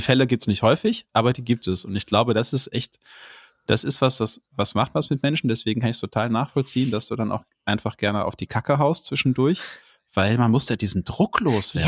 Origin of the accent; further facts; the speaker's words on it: Duisburg, North Rhine-Westphalia, Germany; ich bin im, im Ruhrgebiet groß geworden, ja, im Ruhrpott